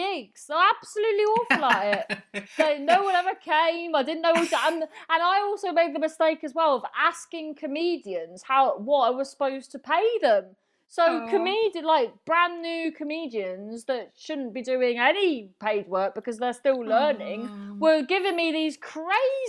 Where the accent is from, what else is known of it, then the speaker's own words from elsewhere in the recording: Cornwall, South West England, United Kingdom; accent: Cornish; now in Glossop, United Kingdom; I am quite Cornish anyway.